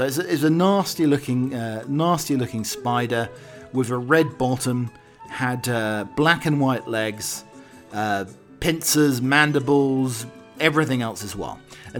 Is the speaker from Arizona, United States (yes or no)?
yes; Arizona, United States; I grew up in Arizona.